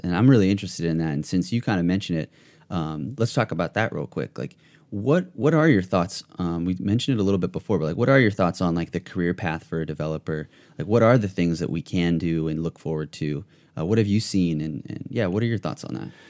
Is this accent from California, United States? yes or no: yes; Ventura County, California, United States; I'm actually from Ventura County